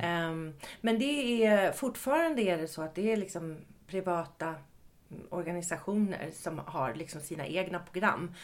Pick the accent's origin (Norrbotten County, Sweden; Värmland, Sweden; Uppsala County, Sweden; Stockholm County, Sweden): Stockholm County, Sweden; Ösmo; moved away as an adult; i Ösmo, utanför Nynäshamn